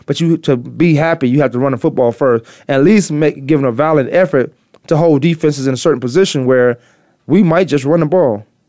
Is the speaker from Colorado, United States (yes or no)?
no; Virginia, United States; I used to be a Dallas Cowboys fan growing up in Virginia.